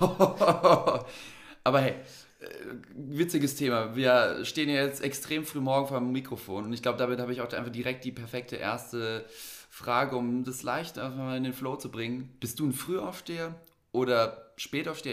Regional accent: Frankfurt am Main, Hesse, Germany; also born or lived in a village (primary school years); Wir kommen aus Frankfurt, also sind beide aus der Stadt sozusagen. Wobei es bei mir noch mal ein bisschen komplexer ist. Ich habe schon die Grundschule auf dem Dorf am Ende des Tages verbracht.

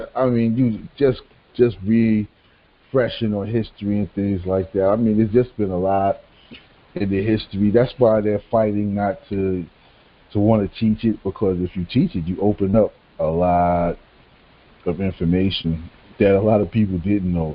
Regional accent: New York City, New York, United States; growing up in New York, I mean, we we knew about June 19th forever. Cause I mean, on that day in Brooklyn

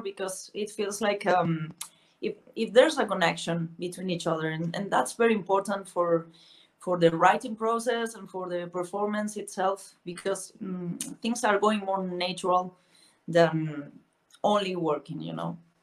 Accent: A Coruña, Galicia, Spain; English is a second language; moved away as an adult; now in Madrid, Spain; I was born in the northwest of Spain in a very small um, town called La Coruña, and I moved to Madrid like uh, ten years ago or so

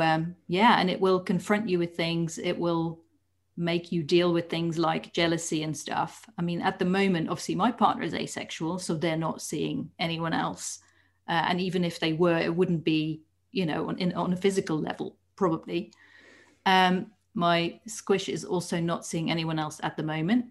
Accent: Netherlands; moved away as an adult; now in United Kingdom; I was born in the Netherlands

